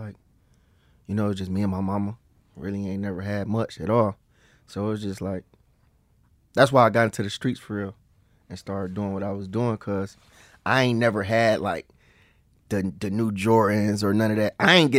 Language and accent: English; East Cleveland, Ohio, United States; East Cleveland, Ohio.